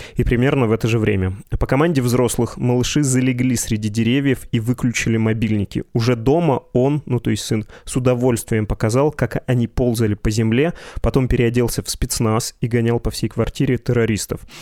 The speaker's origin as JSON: {"language": "Russian", "town": "Perm", "region": "Perm Krai", "country": "Russia", "said": "говорю как э, практически пермяк"}